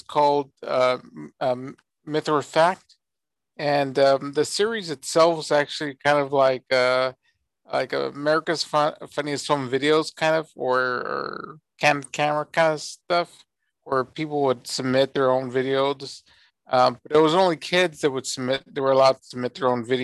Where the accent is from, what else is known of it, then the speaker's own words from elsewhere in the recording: San Antonio, Texas, United States; I'm from San Antonio, Texas, born and raised here. I actually do live here now